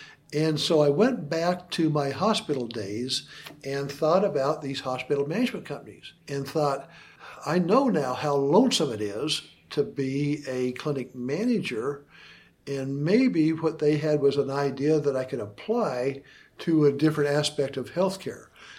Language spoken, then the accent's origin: English; Idaho, United States; When I was in Vietnam, I found myself missing Idaho, my hometown, my home state, more than I thought I would.